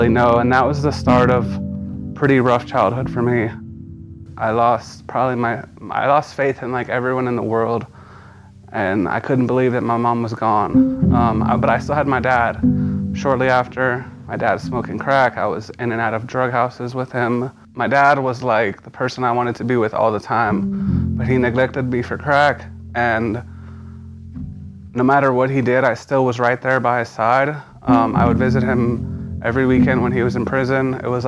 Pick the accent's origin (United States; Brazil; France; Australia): United States; San Antonio, Texas; I was born in San Antonio in 1988. I had a pretty decent early childhood